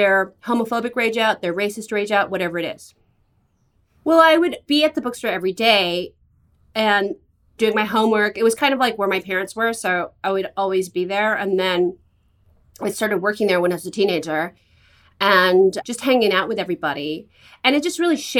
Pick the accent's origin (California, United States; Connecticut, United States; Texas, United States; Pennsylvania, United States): California, United States; San Francisco; I grew up in San Francisco